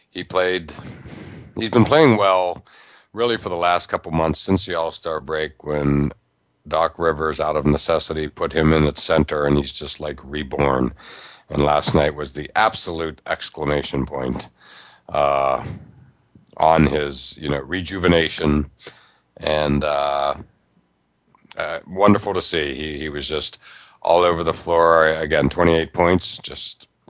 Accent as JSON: {"language": "English", "area": "near Pittsburgh", "region": "Pennsylvania", "country": "United States", "tie": "born or raised there", "said": "growing up near Pittsburgh"}